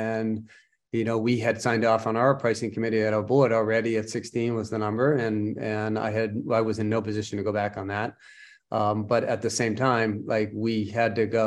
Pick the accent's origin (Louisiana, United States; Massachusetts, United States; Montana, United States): Massachusetts, United States; Boston; I was born and raised in Boston. Yeah, just outside of Boston, about 15, 20 miles north of Boston